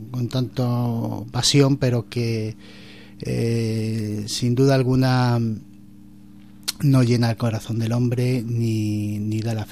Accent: Madrid, Community of Madrid, Spain; now in Coria, Spain; Soy de Madrid.

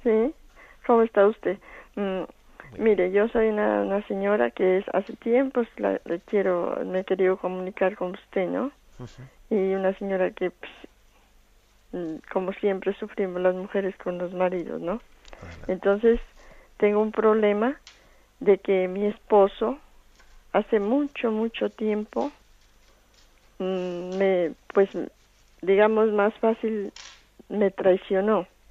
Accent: Colombia; moved away; yo soy colombiana

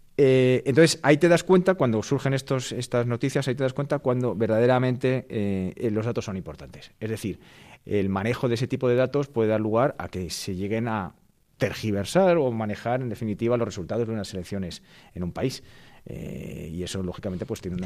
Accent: Madrid, Community of Madrid, Spain; soy abogado madrileño

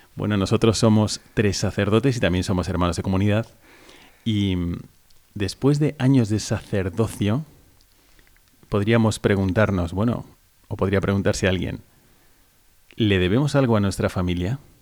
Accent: Valencia, Valencian Community, Spain; que soy de aquí, de España, de Valencia

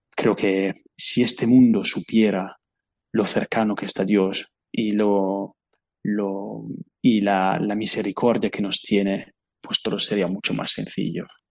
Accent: Italy; Spanish is a second language; moved away as an adult; now in Spain; yo soy italiano

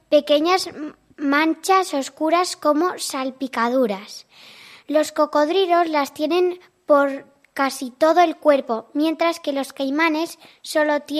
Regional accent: San Sebastián, Basque Country, Spain; Mi familia es de Ecuador y yo soy de San Sebastián.

